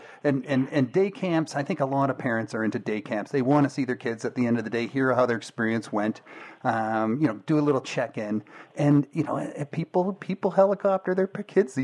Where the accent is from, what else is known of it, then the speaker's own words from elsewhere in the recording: Georgetown, Ontario, Canada; I grew up in Georgetown, like not far from Cambridge